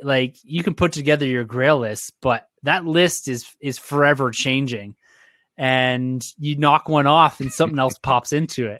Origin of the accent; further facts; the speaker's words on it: Ontario, Canada; I'm from Ontario